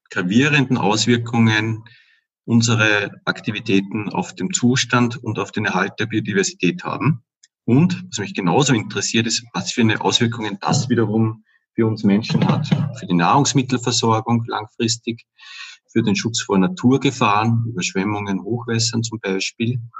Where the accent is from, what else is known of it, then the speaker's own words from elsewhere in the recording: Upper Austria, Austria; now in Vienna, Austria; Ich komme eigentlich aus Oberösterreich, bin halt vor etwa 20 Jahren, eigentlich schon über 20 Jahren nach Wien gezogen und lebe jetzt auch schon seit ziemlich vielen Jahren hier in Währing.